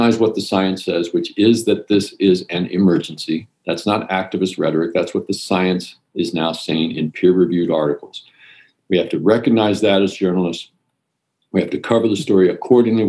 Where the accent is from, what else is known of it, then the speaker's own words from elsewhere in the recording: outside of Baltimore, Maryland, United States; also born or lived in New Jersey / Europe; now in San Francisco, United States; I grew up outside of Baltimore on a farm.